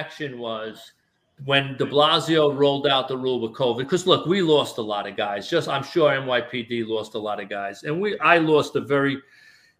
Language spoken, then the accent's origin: English; New York City, New York, United States; I grew up in Brooklyn